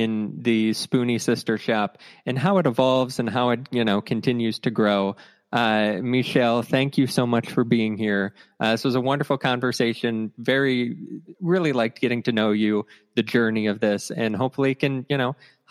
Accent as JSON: {"language": "English", "region": "Ohio", "country": "United States", "tie": "born or raised there", "moved": "yes", "said": "I grew up in Ohio where we had a bunch of hills and that type of stuff."}